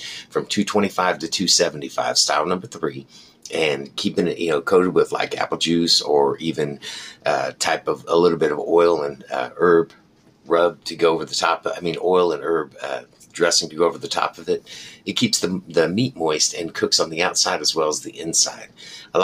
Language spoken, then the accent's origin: English; United States; This is the way that as an American, we eat, and we like it like this